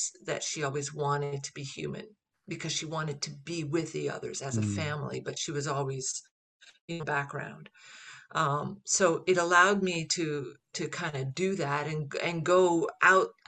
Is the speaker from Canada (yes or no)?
yes; Canada; as Canadian actors